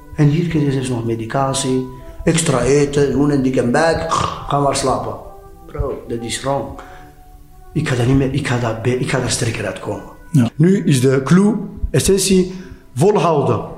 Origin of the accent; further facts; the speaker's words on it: Flemings, Flanders, Belgium; wij zeggen altijd Vlamingen